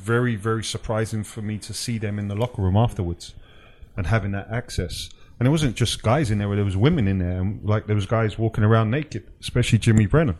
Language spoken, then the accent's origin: English; England, United Kingdom; moved away; as an English guy